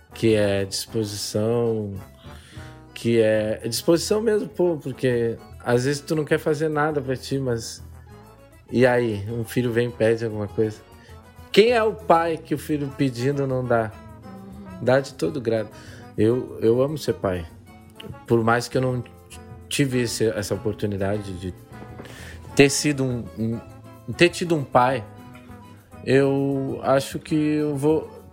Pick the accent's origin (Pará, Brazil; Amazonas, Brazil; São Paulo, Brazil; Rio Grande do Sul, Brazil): Rio Grande do Sul, Brazil; Gaúcho; eu sou gaúcho